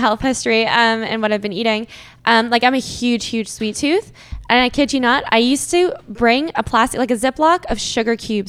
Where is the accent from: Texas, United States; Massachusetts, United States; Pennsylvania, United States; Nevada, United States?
Massachusetts, United States; Boston; now in Toronto, Canada; I grew up in the States actually. I'm from Boston. I grew up for 10 years.